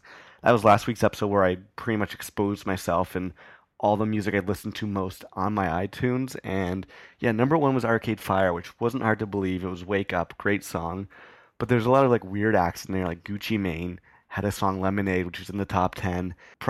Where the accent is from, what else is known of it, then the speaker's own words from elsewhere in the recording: Kanata, Ontario, Canada; now in Toronto, Canada; we're both from Kanata, Ontario, and then Dan moved to Toronto to go to school.